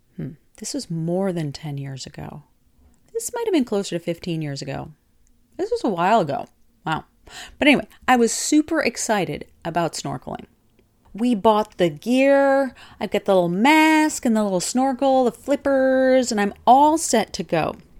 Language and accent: English; Minnesota, United States; my youth, my ute growing up in Minnesota